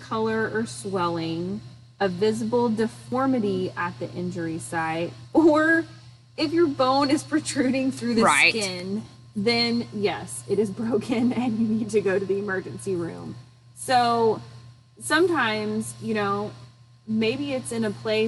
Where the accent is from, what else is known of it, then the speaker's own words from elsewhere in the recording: Arkansas, United States; I'm from Arkansas